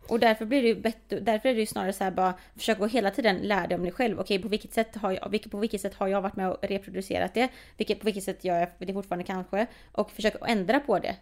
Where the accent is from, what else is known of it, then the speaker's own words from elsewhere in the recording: Sweden; speciellt här i Sverige, vi alla le har levt i en rasistisk kontext